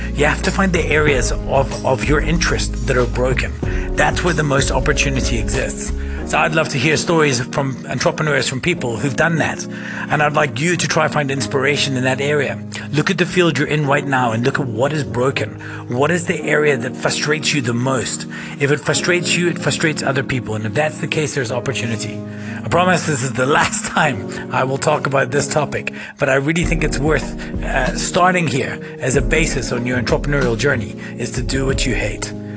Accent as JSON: {"language": "English", "region": "Scotland", "country": "United Kingdom", "moved": "yes", "lives_now": "South Africa", "said": "I'm from Scotland"}